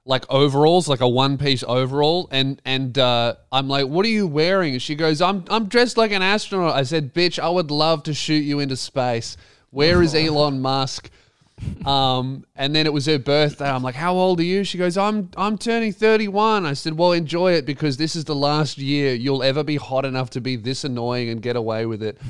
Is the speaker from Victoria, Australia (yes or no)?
yes; Frankston, Victoria, Australia; I'm from Frankston